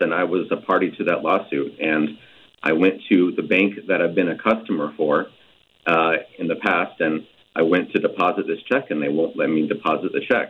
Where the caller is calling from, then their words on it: Milwaukie, Oregon, United States; I'm calling from Milwaukee, Oregon.